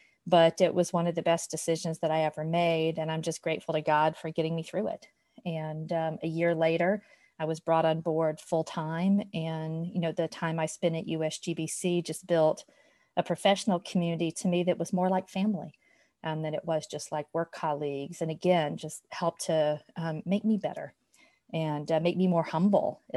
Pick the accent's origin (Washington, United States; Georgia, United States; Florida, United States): Georgia, United States; LaGrange; I grew up with in my hometown of LaGrange, Georgia